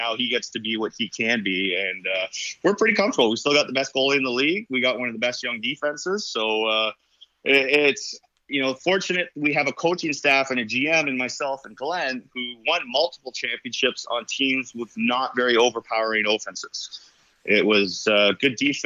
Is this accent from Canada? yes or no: yes; Toronto, Ontario, Canada; I grew up in Scarborough